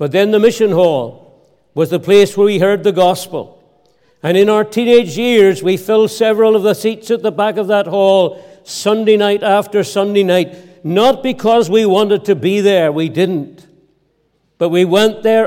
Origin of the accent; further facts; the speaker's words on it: Ballymena, Northern Ireland, United Kingdom; also born or lived in Scotland; I was reared here in Ireland. We lived with my grandparents out in the heart of the country, outside Ballymena